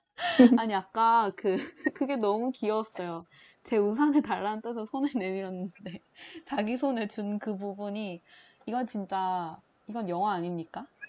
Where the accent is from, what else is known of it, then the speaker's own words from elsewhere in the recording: Changwon, South Gyeongsang, South Korea; 창원에 있던 제 고향에 있던 곳이라